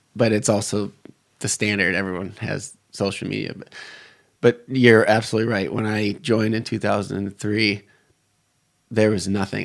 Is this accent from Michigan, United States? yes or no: yes; Detroit, Michigan, United States; I'm from the Detroit area. I grew up, um, around Lake Saint Clair